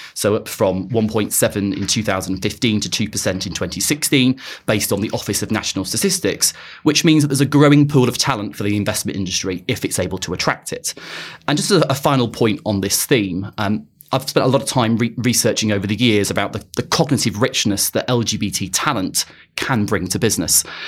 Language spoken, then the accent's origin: English; Blackpool, North West England, United Kingdom; moved away as an adult; also born or lived in Birmingham; now in London, United Kingdom; I'm originally from Blackpool